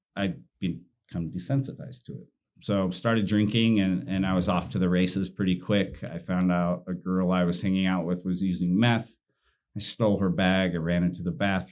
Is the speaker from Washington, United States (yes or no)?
no; Utah, United States; I was raised in Utah and in the predominant religion